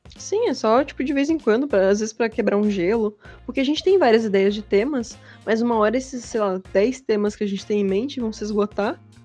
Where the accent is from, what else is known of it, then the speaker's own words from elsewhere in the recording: Santa Catarina, Brazil; accent: manezinho; A gente tem todo mundo um sotaque meio, meio manezinho também.